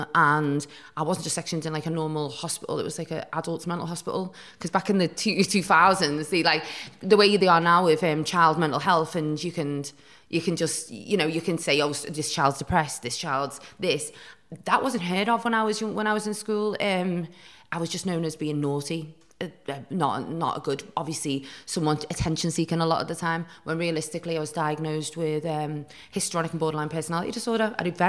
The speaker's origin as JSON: {"language": "English", "town": "Newcastle", "region": "North East England", "country": "United Kingdom", "tie": "born or raised there", "also_born_or_lived": "Chester", "said": "Well, I was born in Chester, and my mum and dad were married, and then they were in quite a volatile relationship. My mum just decided to like get up and leave him, so we moved to Newcastle, where my grandma and grandpa were."}